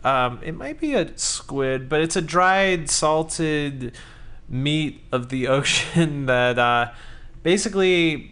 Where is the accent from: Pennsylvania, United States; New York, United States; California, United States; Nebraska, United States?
California, United States; Southern; When I was a little kid, I was raised in Southern California, so I saw the ocean out there on the horizon.